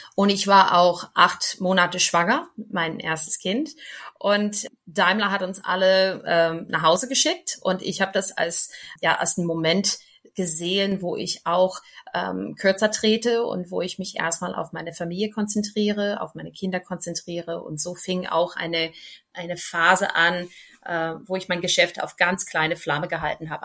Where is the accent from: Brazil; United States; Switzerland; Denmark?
United States; German is a second language; moved away as an adult; now in Bühl, Germany; als Amerikanerin, als Unternehmerin in Deutschland zu stehen